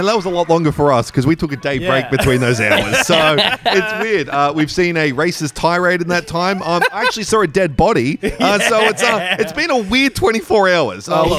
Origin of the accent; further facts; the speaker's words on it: Newcastle, North East England, United Kingdom; We literally thought, because we grew up in Newcastle where there was like six people at an open mic and five of them wanted to fight you.